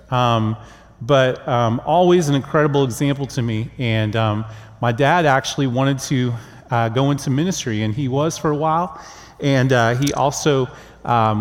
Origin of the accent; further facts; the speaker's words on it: Oklahoma, United States; moved away; I grew up in Oklahoma in a Christian home with godly parents